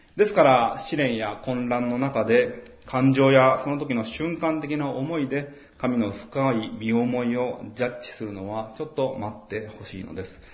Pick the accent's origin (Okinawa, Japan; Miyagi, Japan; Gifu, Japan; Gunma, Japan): Gunma, Japan; Maebashi; now in Tokyo, Japan; 前橋って盆地ですごく暑くなりやすくって